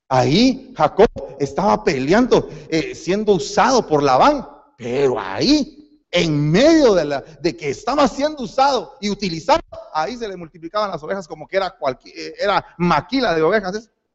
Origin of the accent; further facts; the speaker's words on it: Guatemala; moved away; Yo soy guatemalteco